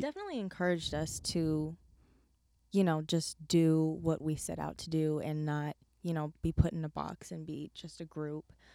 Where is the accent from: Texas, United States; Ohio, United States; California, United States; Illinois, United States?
California, United States; I am from California, born and raised.